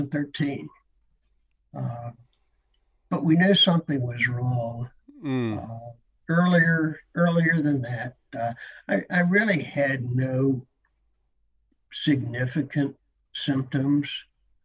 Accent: Tampa, Florida, United States; moved away as an adult; also born or lived in Philadelphia, Pennsylvania; I'm a Florida native. I was born in Tampa, which is where I live at the present. I went away to college up in the Northeast, actually in the mid-Atlantic states.

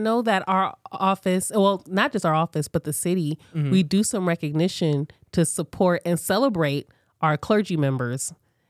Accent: Los Angeles, California, United States; I grew up in CD8. I went to Manual Arts High School. I've lived pretty much here my entire life.

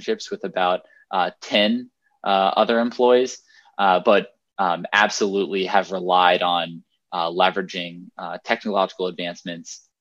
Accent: Fort Lauderdale, Florida, United States; moved away as an adult; also born or lived in Annapolis, Maryland / Jacksonville, Florida; I'm from Florida. I'm from South Florida. I'm from Fort Lauderdale

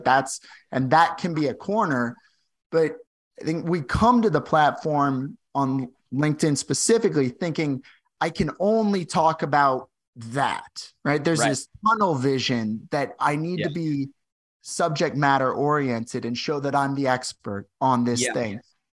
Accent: St. Louis, Missouri, United States; moved away as an adult; now in Ontario, Canada; I'm a kid from St. Louis. So this is like my second winter up in Canada.

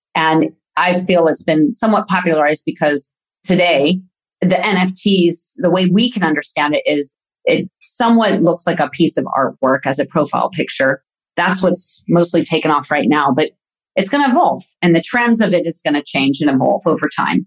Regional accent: Yorba Linda, California, United States; moved away as an adult; also born or lived in Palm Springs, California; now in Herzogenaurach, Germany; born in Palm Springs, California, and have been raised mostly in Orange County, California

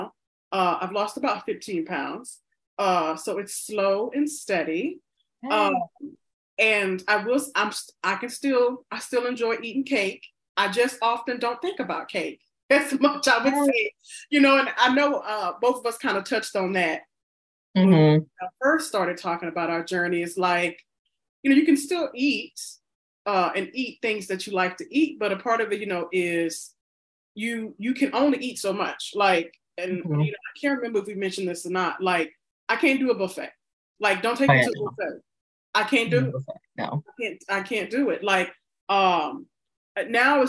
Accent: the South, United States; I'm black and I'm from the South

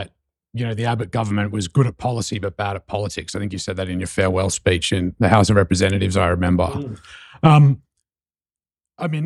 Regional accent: Australia; now in New York City, United States; as an Aussie

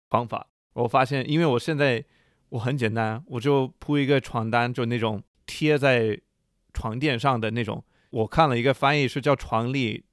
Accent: United States; moved away as an adult; also born or lived in China; 我长大都是我在美国长大

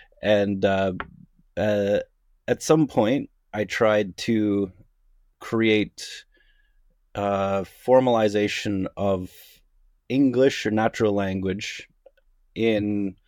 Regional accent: Kitchener, Ontario, Canada; also born or lived in United States; I am of Canadian background. I'm out of Kitchener-Waterloo.

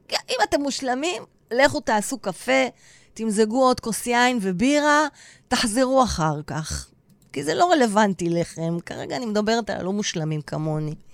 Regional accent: Tel Aviv, Tel Aviv District, Israel; אני גם אהיה כמו הנחמנית, כי אני דוסית בנשמה שלי. אבל אני הכי תל אביבית וחילונית.

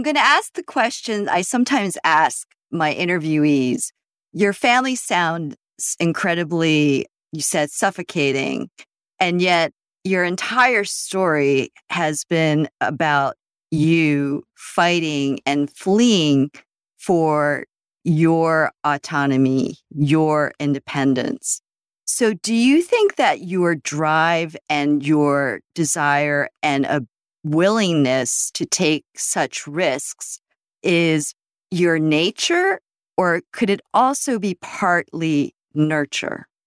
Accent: Philadelphia, Pennsylvania, United States; I get asked, "Where are you from?" And when I say Philadelphia

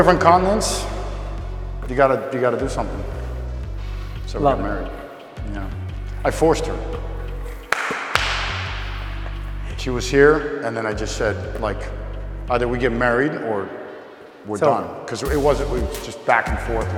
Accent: Miami, Florida, United States; I'm not from Minnesota, man. I'm from fucking Miami.

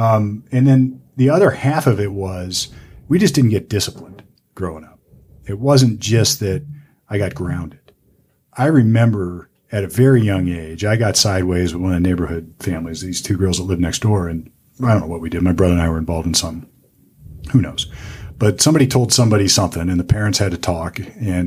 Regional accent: Sunbury, Ohio, United States; born and bred in Central Ohio in a town. I went to high school in Sunbury.

